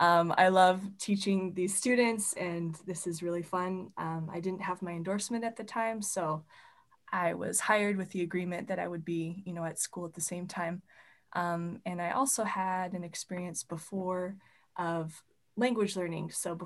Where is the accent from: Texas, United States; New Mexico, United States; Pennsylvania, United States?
Texas, United States; Richmond; moved away as an adult; now in Waukegan, United States; my old high school back in Richmond, Texas. And then when my husband and I moved up to Waukegan, Illinois